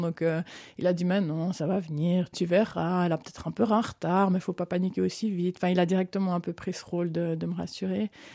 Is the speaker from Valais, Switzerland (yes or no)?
no; Lausanne, Vaud, Switzerland; moved away as an adult; also born or lived in Vevey / Solothurn / Bern / Italy; now in Canton of Fribourg, Switzerland; j'ai grandi à Vevey puis à Lausanne